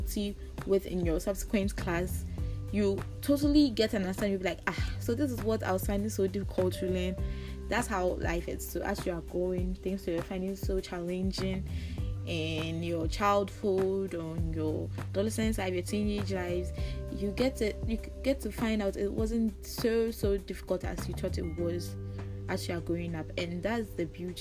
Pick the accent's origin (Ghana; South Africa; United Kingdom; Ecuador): Ghana; growing up in a Ghanaian household